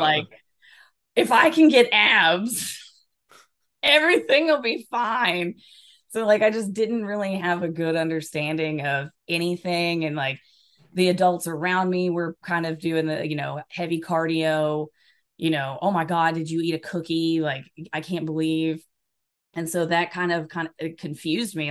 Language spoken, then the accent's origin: English; Alabama, United States; also born or lived in Washington State; now in Washington, United States; I'm originally from Alabama, and I live in Washington State now